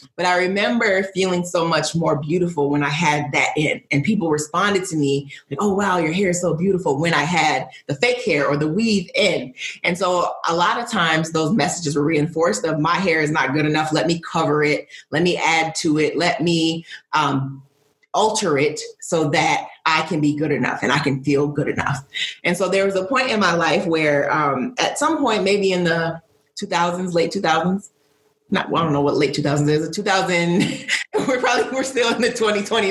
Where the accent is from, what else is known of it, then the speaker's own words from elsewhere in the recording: Midwest, United States; also born or lived in Northeast United States; now in Northeast, United States; I am a Nigerian American woman living in the United States, grew up in the Midwest, now living on the Northeast